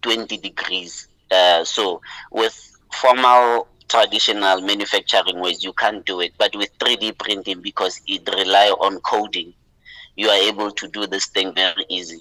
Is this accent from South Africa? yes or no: yes; Mahikeng, North West, South Africa; moved away as an adult; now in Gauteng, South Africa; I'm from Lotlhakane in Mafikeng, you know, the greater Botswana, the only place we call home as Botswana, you know. So I was born there, raised there, lived there, you know, until I went to study at Wits